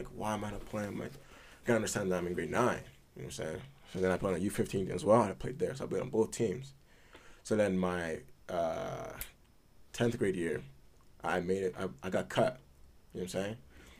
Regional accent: Edmonton, Alberta, Canada; also born or lived in Italy / Prince Edward Island; I was born in Italy, yeah. When did you leave Italy? 08. Yeah, we moved to Edmonton from Italy.

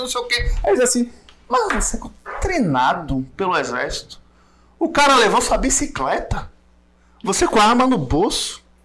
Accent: Muritiba, Bahia, Brazil; eu morei a vida toda em Muritiba, nasci e cresci lá

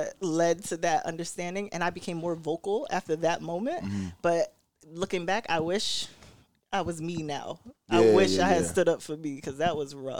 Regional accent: New York City, New York, United States; now in Rochester, United States; I'm from Brooklyn.

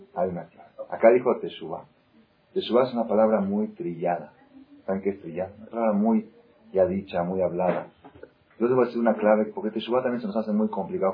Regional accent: Argentina; also born or lived in Israel; now in Mexico; yo nací en Argentina, estudié 10 años en Israel y me casé con una mexicana

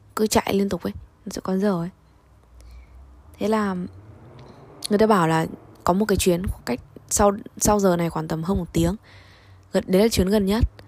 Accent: Vietnam; moved away as an adult; now in Russia; mình đến từ Việt Nam

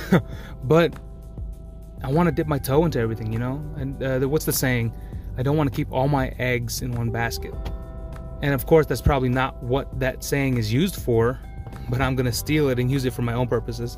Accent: Maryland, United States; I'm from Maryland. You know, I was born and raised here

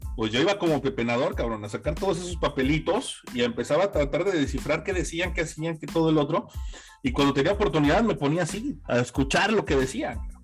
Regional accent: Mexico City, Mexico; yo soy originario de la Ciudad de México

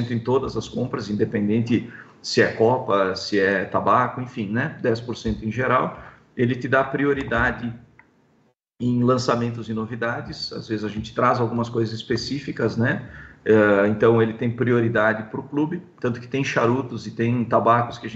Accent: São Paulo, Brazil; ah, eu sou de São Paulo, eu sou, nós temos clientes em vários estados, né?

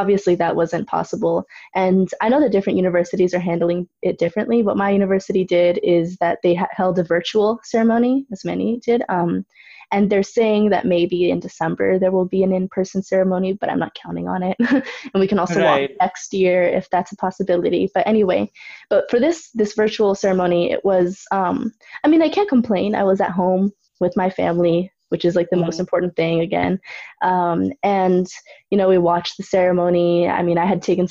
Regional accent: Cupertino, California, United States; also born or lived in San Jose; I live in San Jose, but Cupertino is the city that I, you know, went to school in and everything

